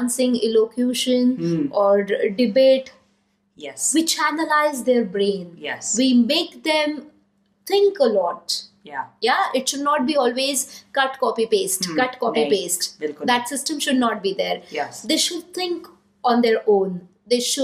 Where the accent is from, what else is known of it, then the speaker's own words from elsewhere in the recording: India; being Indian